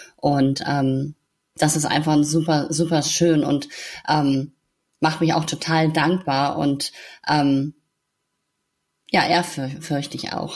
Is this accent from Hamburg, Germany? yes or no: yes; Hamburg, Germany; in der Stadt bei uns in Hamburg